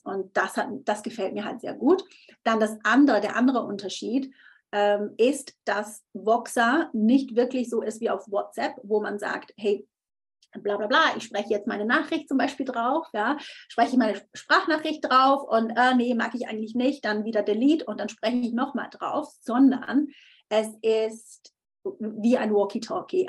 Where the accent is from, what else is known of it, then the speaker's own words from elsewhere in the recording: Switzerland; ich bin Schweizerin